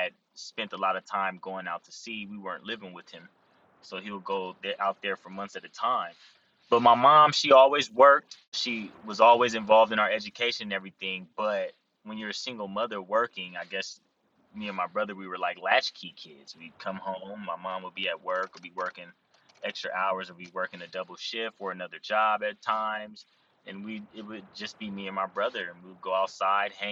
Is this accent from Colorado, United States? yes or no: no; San Diego, California, United States; I grew up here in San Diego.